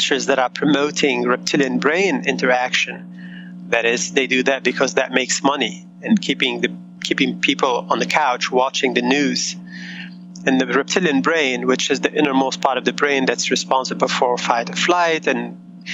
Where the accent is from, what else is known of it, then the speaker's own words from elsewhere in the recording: Beirut, Beirut Governorate, Lebanon; moved away; also born or lived in United States; I grew up in war in Beirut, and my parents immigrated to the States